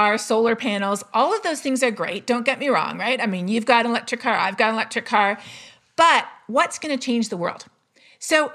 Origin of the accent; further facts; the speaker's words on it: Canada; I'm Canadian